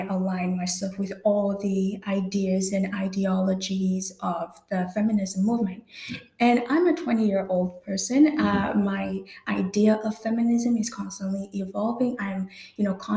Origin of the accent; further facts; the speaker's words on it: Namibia; I was born in Namibia